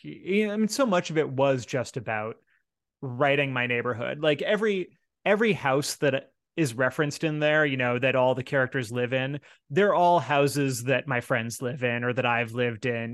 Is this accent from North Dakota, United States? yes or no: no; Seattle, Washington, United States; my hometown